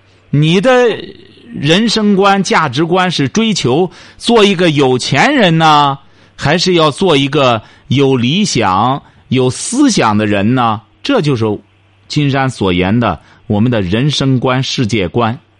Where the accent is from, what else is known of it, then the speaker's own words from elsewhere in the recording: China; 我们中国人常讲的一句话：“龙生龙，凤生凤。”